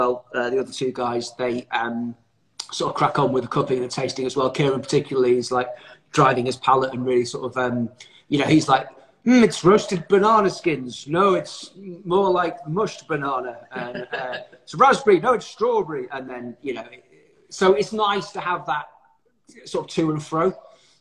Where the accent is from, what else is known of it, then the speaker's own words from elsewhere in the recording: Manchester, North West England, United Kingdom; I'm from Manchester, I'm Mancunian